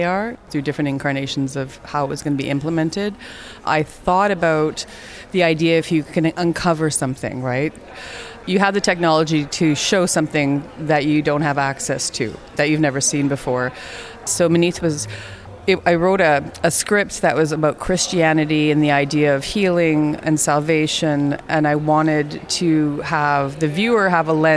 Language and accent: English; Fort Frances, Ontario, Canada; I'm Métis from Fort Frances, Ontario, Canada